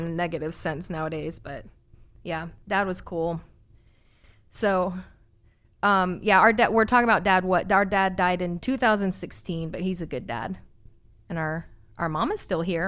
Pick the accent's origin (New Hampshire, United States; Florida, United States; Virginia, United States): Virginia, United States; Virginia Beach; We grew up in Virginia Beach.